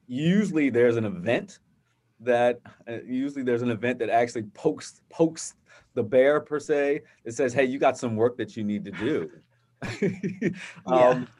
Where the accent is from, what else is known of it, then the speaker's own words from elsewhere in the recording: Virginia Beach, Virginia, United States; growing up in a, a wonderful environment uh, in Virginia Beach with my family